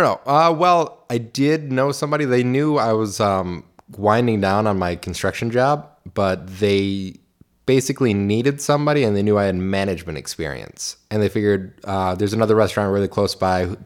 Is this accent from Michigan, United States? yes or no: yes; Clinton Township, Michigan, United States; I grew up in Clinton Township, still live in Clinton